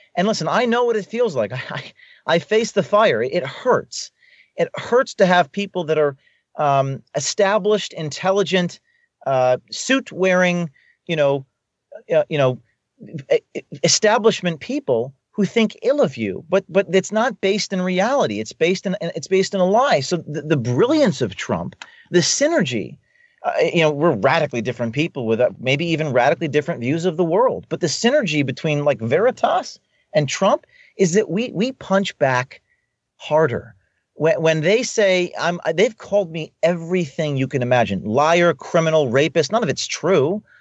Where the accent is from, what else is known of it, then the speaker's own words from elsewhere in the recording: Newark, New Jersey, United States; I'm from Newark, New Jersey.